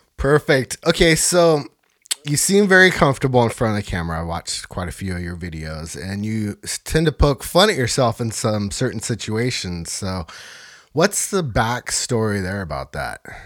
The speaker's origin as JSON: {"language": "English", "region": "Northern California", "country": "United States", "tie": "born or raised there", "said": "my hometown here"}